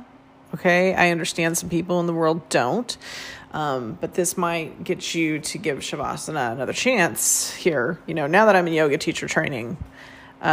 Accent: Northern California, United States; moved away; also born or lived in Phoenix, Arizona; I did yoga as a teenager growing up in Northern California

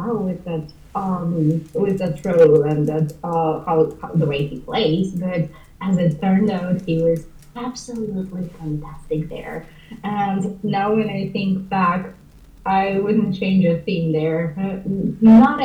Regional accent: Ukraine; also born or lived in China; now in Canada; Originally, I can say that I come from Ukraine, but I've been living in Canada for a long while

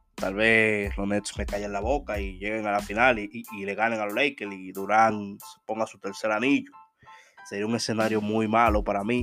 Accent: Dominican Republic; día de la Altagracia en mi país

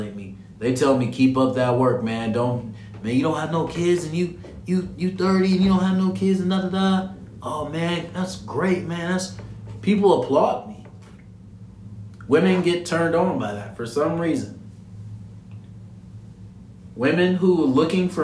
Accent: Ohio, United States; I'm from Ohio

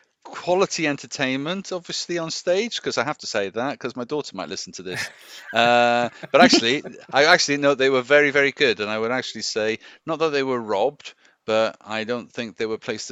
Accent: West Wales, United Kingdom; now in Cardiff, United Kingdom; I live there. But I'm from West Wales.

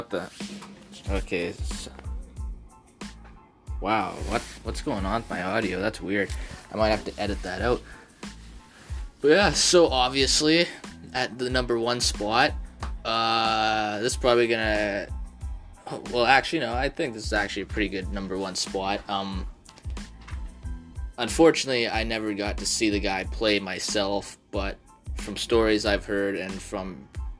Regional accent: Canada; I'm a Canadian

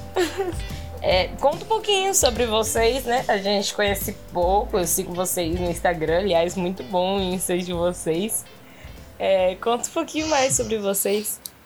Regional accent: São Paulo, Brazil; sou paulista

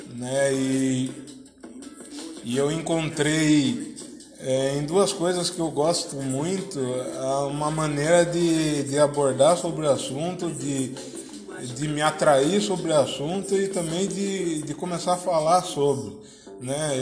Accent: Tatuí, São Paulo, Brazil; also born or lived in Piracicaba; Eu nasci em Piracicaba, mas moro em Tatuí

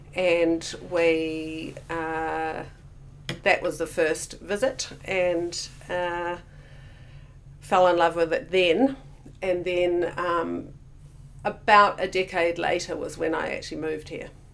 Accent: Auckland, New Zealand; also born or lived in Hamilton, Waikato / Tamahere, Waikato; now in Queenstown, New Zealand; when I was about seven, we moved to Auckland. So predominantly, Auckland was where I grew up.

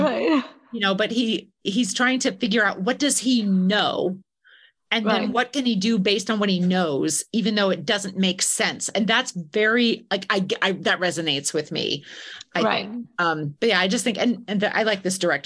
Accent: the Midwest of the US, United States; I'm from the Midwest of the US. I grew up surrounded by beautiful Victorian houses.

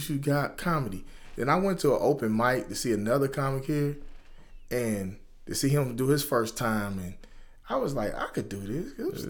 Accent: Dayton, Ohio, United States; I grew up in Westwood here in Dayton, Ohio.

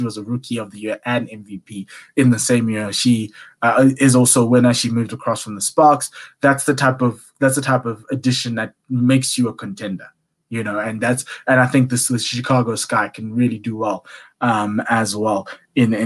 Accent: South Africa; me as South African

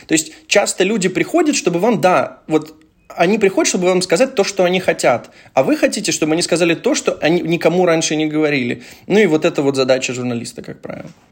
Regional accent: Dnipro, Dnipropetrovsk Oblast, Ukraine; мы все вместе из Днепра

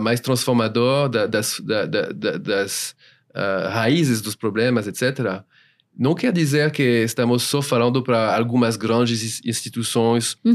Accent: France; Portuguese is a second language; moved away as an adult; now in São Paulo, Brazil; eu sou francês

